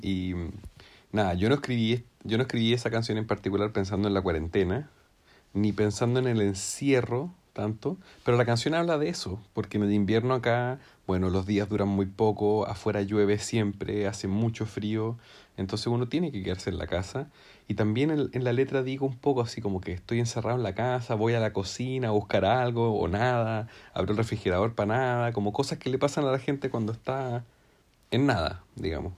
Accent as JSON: {"language": "Spanish", "town": "Temuco", "region": "Araucanía", "country": "Chile", "said": "yo soy de Temuco"}